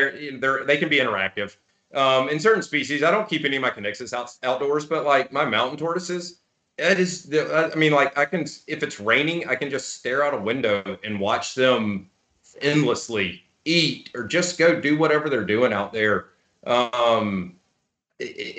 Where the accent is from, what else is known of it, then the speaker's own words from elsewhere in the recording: Birmingham, Alabama, United States; growing up in Birmingham, Alabama